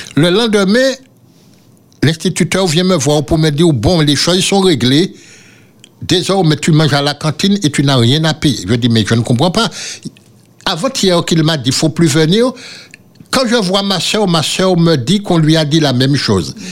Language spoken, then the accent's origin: French; Le Prêcheur, Martinique; Et quand j'ai revu là, là où j'ai grandi